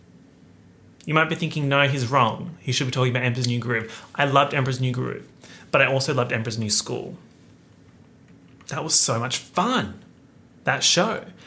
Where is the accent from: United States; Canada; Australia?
Australia; being an Australian YouTuber